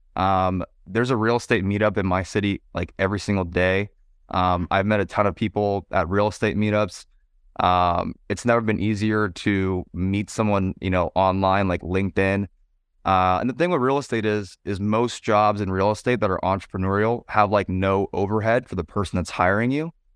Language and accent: English; San Francisco Bay Area, California, United States; moved away as an adult; also born or lived in San Diego; I'm from the San Francisco Bay Area